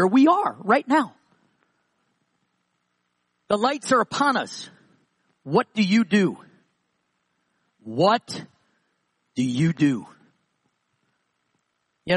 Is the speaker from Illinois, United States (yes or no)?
no; New York, United States; I'm from New York. So is David. We lived about 20 minutes from each other